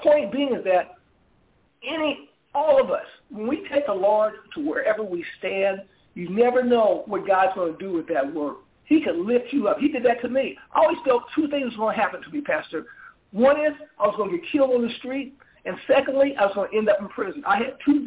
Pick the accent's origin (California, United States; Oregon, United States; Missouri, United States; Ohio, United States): Missouri, United States; St. Louis; I grew up in St. Louis. I grew up in the ghettos of St. Louis